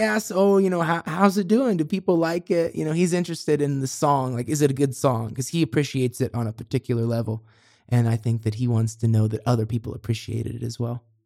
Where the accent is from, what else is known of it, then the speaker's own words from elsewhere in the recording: Monticello, Indiana, United States; now in Los Angeles, United States; the river I grew up on in Monticello